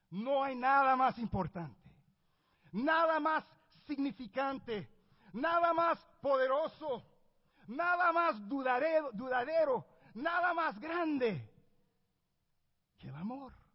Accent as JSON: {"language": "Spanish", "country": "Puerto Rico", "tie": "born or raised there", "said": "yo nací en Puerto Rico. Yo sé que las apariencias engañan. Pero soy puertorriqueño"}